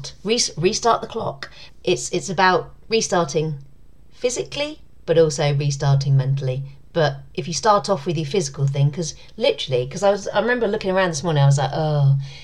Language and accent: English; London, United Kingdom; my hometown